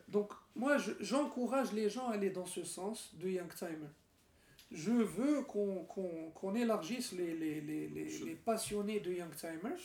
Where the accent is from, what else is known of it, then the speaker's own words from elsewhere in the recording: Morocco; also born or lived in Switzerland; on est marocain